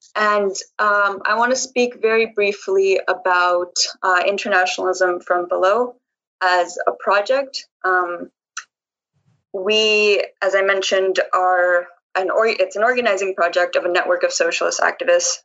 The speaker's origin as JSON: {"language": "English", "country": "Colombia", "said": "I'm an activist from Colombia"}